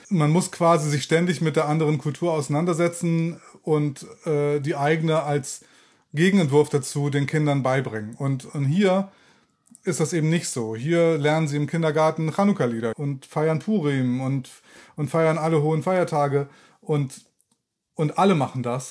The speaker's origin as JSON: {"language": "German", "country": "Germany", "moved": "as an adult", "lives_now": "Israel", "said": "als Deutscher"}